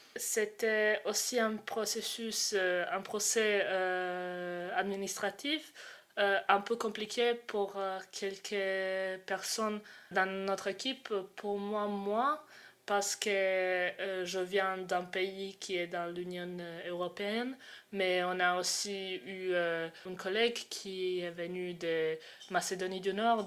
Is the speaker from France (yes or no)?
no; Croatia; moved away; j'ai 20 ans et je viens de Croatie